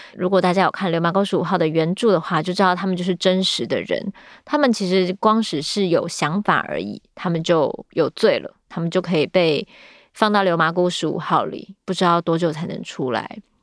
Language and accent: Chinese; Taiwan; 但是我们自己生长在这里